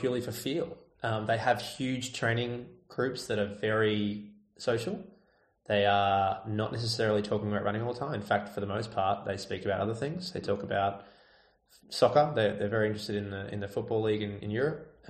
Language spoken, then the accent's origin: English; Australia; I'm Australian